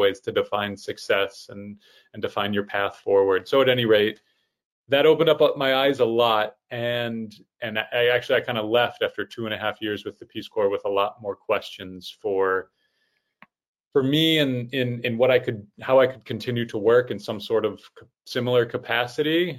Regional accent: Fort Wayne, Indiana, United States; I am originally from Fort Wayne, Indiana, which is obviously in the middle of the United States

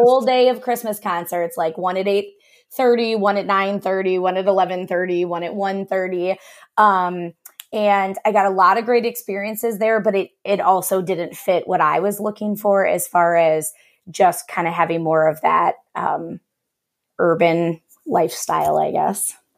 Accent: Cleveland, Ohio, United States; moved away as an adult; also born or lived in Westerville, Ohio / Wilmington, Ohio; now in Milwaukee, United States; I am originally from the Cleveland area and, um, went to high school there

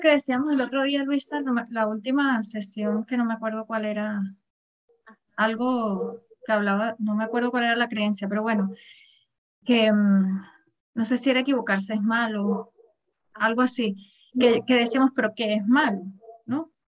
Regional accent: Venezuela; moved away; Yo, yo soy venezolana, hace muchísimos años que vivo aquí

